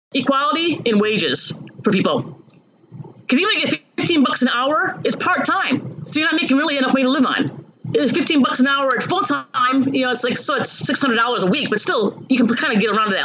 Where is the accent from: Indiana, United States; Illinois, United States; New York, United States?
Illinois, United States; Chicago; moved away as an adult; also born or lived in Hawaii / California / Seattle / Ohio; now in Champaign-Urbana, United States; I grew up in um, Chicago originally, the suburbs of Chicago, but I've moved around the country in my 20s Hawaii